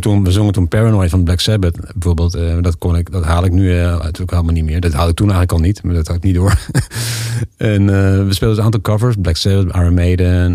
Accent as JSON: {"language": "Dutch", "country": "Netherlands", "moved": "as an adult", "lives_now": "Spain", "said": "als Nederlander"}